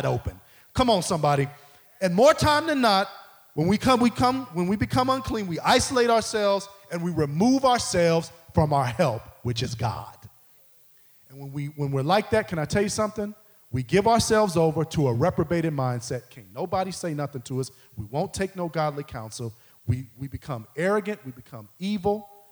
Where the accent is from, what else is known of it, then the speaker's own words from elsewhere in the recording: Midwest, United States; I grew up in the Midwest